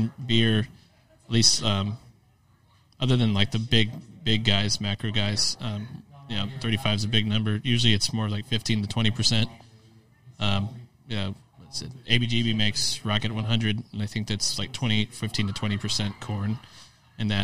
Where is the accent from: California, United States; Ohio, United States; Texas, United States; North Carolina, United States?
Texas, United States; Lago Vista; born or raised there; also born or lived in Austin, Texas